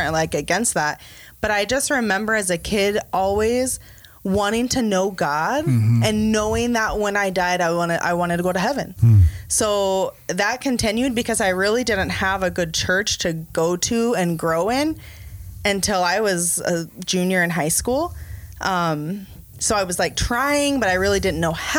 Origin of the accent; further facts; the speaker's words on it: Kansas, United States; moved away as an adult; now in Wisconsin, United States; have lived here together, married for 10 years in Wisconsin, but I am originally from Kansas